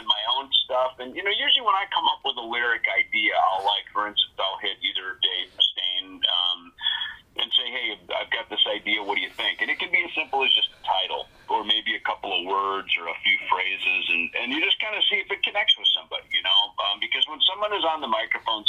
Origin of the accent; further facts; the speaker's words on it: Minnesota, United States; I grew up in Minnesota